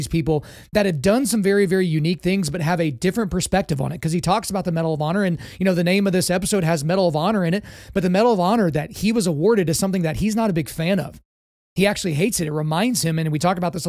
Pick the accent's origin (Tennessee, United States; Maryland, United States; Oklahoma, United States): Oklahoma, United States; Lawton; I grew up in Lawton. So Lawton, Fort Sill, I was around the military my entire life.